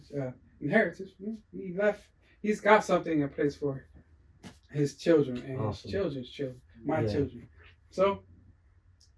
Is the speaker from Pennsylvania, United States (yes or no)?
yes; Philadelphia, Pennsylvania, United States; moved away; I was raised in Philly.